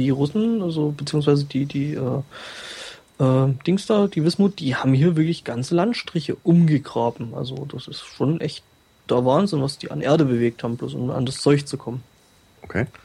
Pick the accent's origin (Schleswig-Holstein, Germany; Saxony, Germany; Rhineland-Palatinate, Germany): Saxony, Germany; Ja, ich komme aus dem Erzgebirge. Ich komme aus einem kleinen Nest bei äh, äh Aue